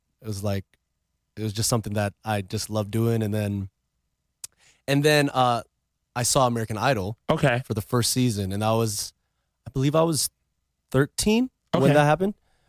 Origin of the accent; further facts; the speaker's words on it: Philippines; I started off, I mean, I'm Filipino.